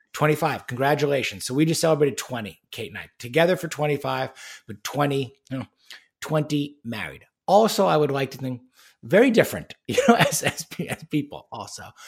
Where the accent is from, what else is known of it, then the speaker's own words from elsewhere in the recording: Long Island, New York, United States; where I grew up on Long Island in New York